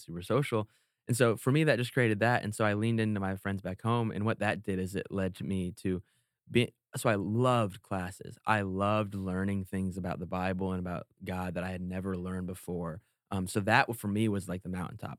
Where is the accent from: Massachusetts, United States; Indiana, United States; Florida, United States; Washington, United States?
Indiana, United States; moved away as an adult; also born or lived in Iowa; now in California, United States; I am from Indiana, born and raised